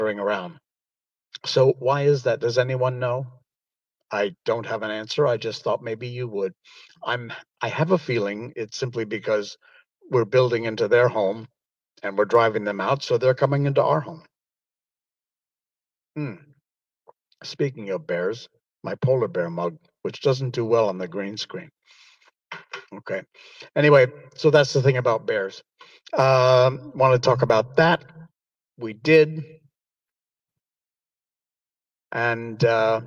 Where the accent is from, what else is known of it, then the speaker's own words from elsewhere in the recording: Cornwall, Connecticut, United States; moved away as an adult; now in Malaysia; I grew up in West Cornwall, and our house was, behind our house was a mountain.